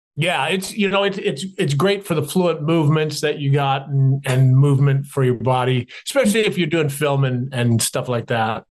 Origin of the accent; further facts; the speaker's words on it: Canada; Growing up in Canada, I was a tall, skinny kid, glasses, braces, slightly dyslexic